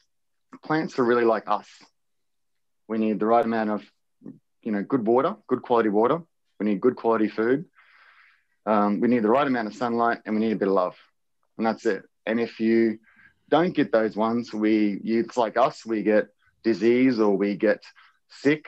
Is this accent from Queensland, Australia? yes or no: yes; Wondai, Queensland, Australia; I grew up on near Wandai, and we had like an old wheat farm